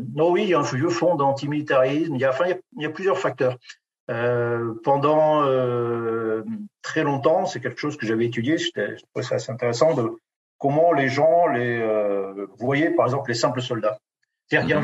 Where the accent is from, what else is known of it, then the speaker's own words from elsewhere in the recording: Béarn, Nouvelle-Aquitaine, France; je suis né dans une ferme du Béarn